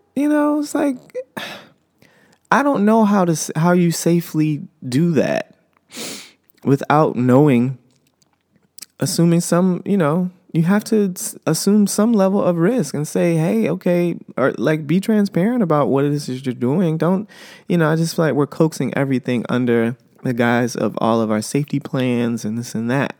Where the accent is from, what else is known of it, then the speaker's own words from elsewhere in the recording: United States; I am an American